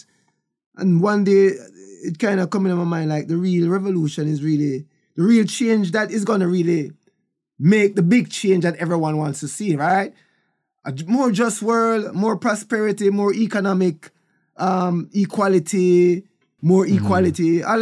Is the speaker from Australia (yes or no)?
no; Kingston, Jamaica; also born or lived in Bull Bay, Jamaica; I was born in Kingston, Jamaica, in Trenchtown. And we moved a lot when I was younger.